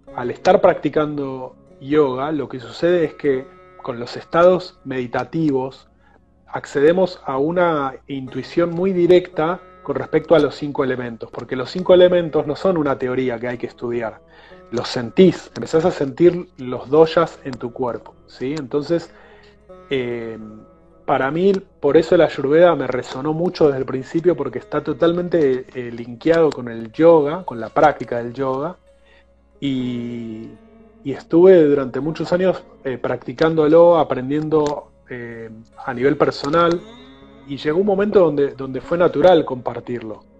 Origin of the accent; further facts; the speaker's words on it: Argentina; moved away as an adult; Cuando a los 20 años me fui de Argentina